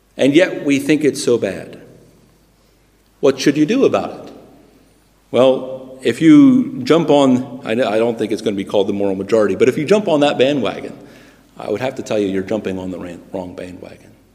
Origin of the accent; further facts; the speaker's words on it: United States; moved away as an adult; also born or lived in Britain; now in United Kingdom; I'm a Christian who happens to have been born in America